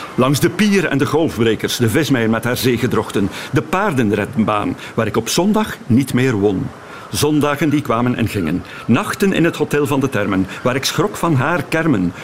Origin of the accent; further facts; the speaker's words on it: Torhout, Flanders, Belgium; now in Ostend, Belgium; Torhout, waar, we, waar ik vandaan kom